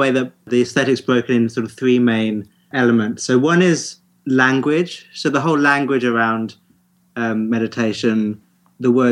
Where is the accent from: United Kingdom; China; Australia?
United Kingdom; our British reserve